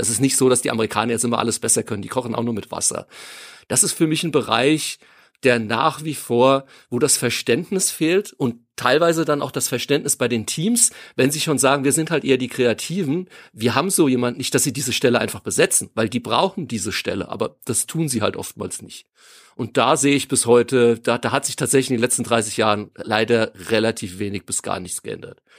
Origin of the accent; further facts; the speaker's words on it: near Freigericht, Hesse, Germany; aus dem Nachbarort, wo ich aufgewachsen bin